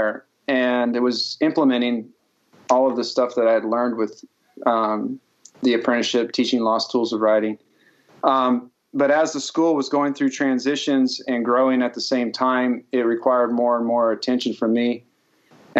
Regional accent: California, United States; moved away as an adult; also born or lived in New York City; originally I'm from California, and I grew up basically rodeoing and training horses for a living

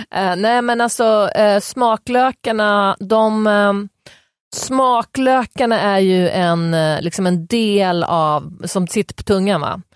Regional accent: Västerås, Västmanland, Sweden; jag är från Västerås

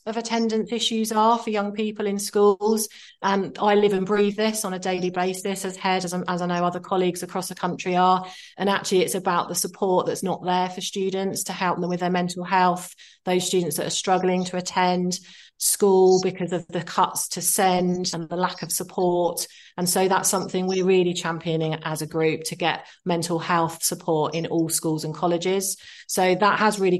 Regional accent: Brighton, South East England, United Kingdom; Born and bred in Brighton

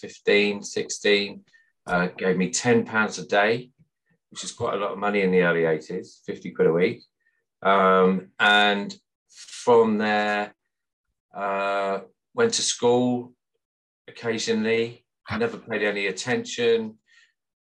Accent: Sutton Coldfield, West Midlands, United Kingdom; I grew up in Sutton Coldfield in the West Midlands, as you can probably tell by my accent.

